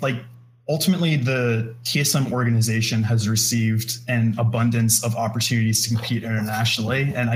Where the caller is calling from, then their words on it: Austin, Texas, United States; Hey, I'm calling from Austin.